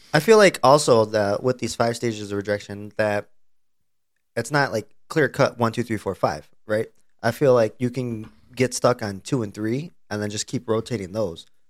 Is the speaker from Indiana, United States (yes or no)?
no; Plano, Texas, United States; not my hometown, the school I went to, the place I went to high school